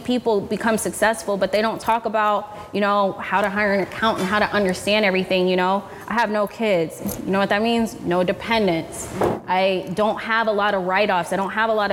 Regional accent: Orlando, Florida, United States; now in Miami, United States; I live in Miami, but I'm from Orlando

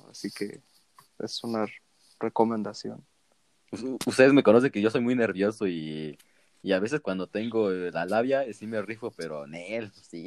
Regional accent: Mexico City, Mexico; que sí conociera a alguien de Azcapotzalco, yo soy de Vallejo y...

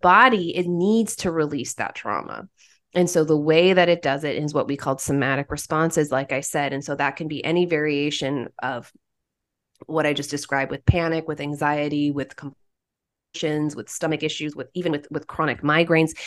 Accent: Oklahoma, United States; moved away as an adult; also born or lived in Haiti; I'm originally from Oklahoma, and I went to the University of Central Oklahoma for my undergrad

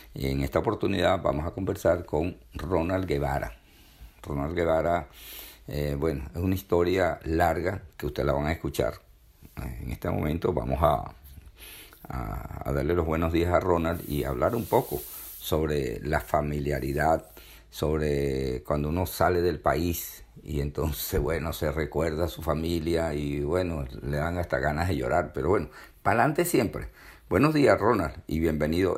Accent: Venezuela; moved away as an adult; now in United States; yo soy venezolano, tengo que estar pendiente de mi familia, mis amigos.

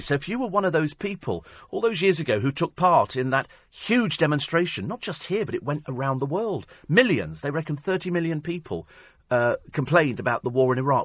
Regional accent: Twickenham, London, United Kingdom; I come from Twickenham in Middlesex

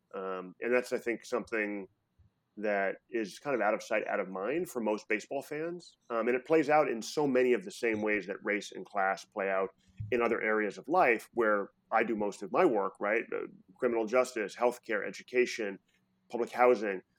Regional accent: Chicago, Illinois, United States; moved away as an adult; also born or lived in New York City; now in San Francisco, United States; I ended up spending about, you know, twelve years of my life in, you know, first grade through high school in Chicago

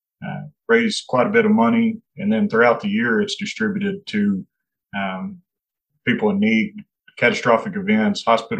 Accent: Sweetwater, Texas, United States; I was born here in Sweetwater

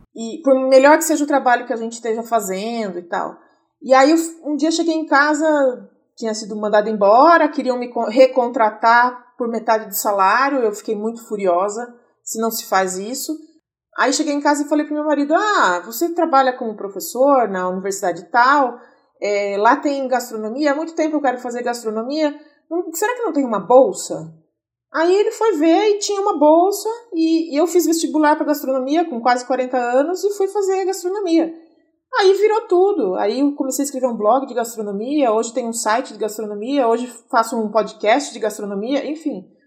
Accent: Itu, São Paulo, Brazil; now in São Paulo, Brazil; eu moro em São Paulo, ah, mas nasci em Itu, já faz mais de 20 anos que eu moro aqui

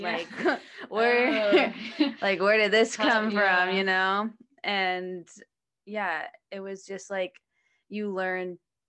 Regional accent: Scottsdale, Arizona, United States; growing up in Scottsdale

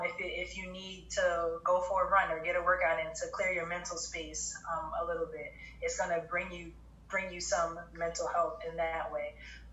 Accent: New Jersey, United States; now in Connecticut, United States; and I came to Connecticut from New Jersey.

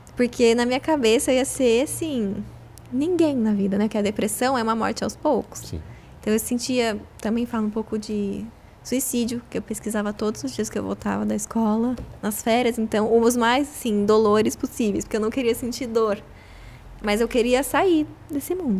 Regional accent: Itapira, São Paulo, Brazil; de Itapira também, que é minha cidade natal

